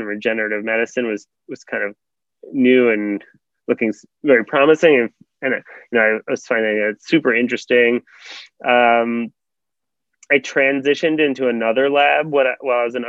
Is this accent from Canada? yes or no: no; New York suburbs, United States; also born or lived in St. Louis, Missouri; I grew up in New York area, in the New York suburbs areas.